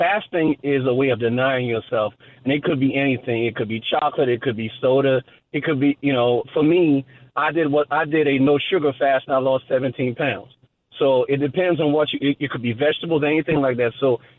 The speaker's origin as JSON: {"language": "English", "country": "St. Lucia", "said": "I'm from St. Lucia in the West Indies."}